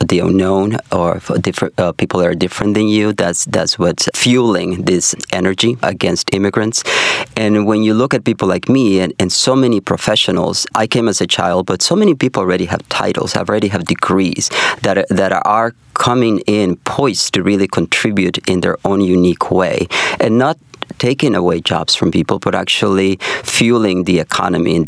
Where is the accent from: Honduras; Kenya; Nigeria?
Honduras; now in Chicago, United States; originally from Honduras, I'm literally one of those people that came to America looking for that new hope